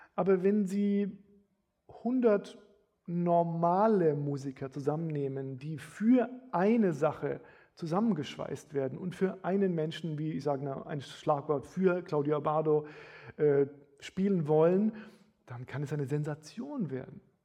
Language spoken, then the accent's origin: German; Bamberg, Bavaria, Germany; Bamberg, wo ich herkomme, hatte 80.000 Einwohner